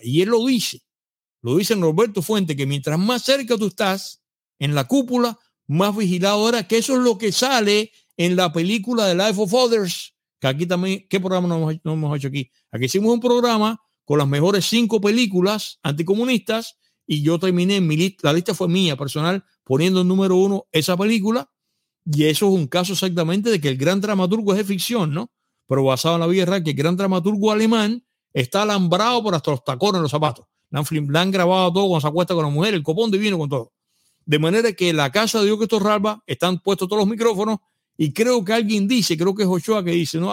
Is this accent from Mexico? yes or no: no; Cuba; moved away; yo era cubano